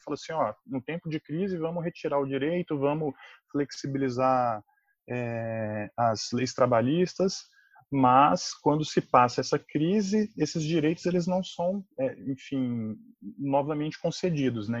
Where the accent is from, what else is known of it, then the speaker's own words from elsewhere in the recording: Brasília, Federal District, Brazil; eu sou um cidadão aí brasiliense